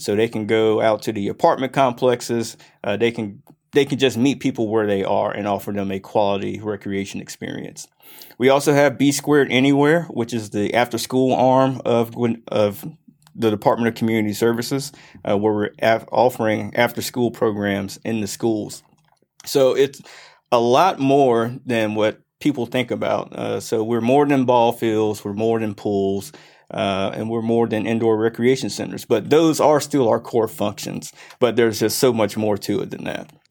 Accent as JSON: {"language": "English", "town": "Grayson", "region": "Georgia", "country": "United States", "tie": "born or raised there", "also_born_or_lived": "Mississippi / Clemson, South Carolina", "said": "here since I was four. Uh, I was actually born in the great state of Mississippi. Uh, around 98, we moved to the Grayson area and I graduated from South Gwinnett"}